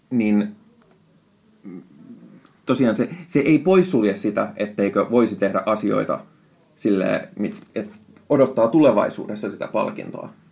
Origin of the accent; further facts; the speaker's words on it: Finland; first language Finnish; Siis suomi on mun äidinkieli, mutta, mutta mä oon käyttänyt niin paljon englantia viime aikoina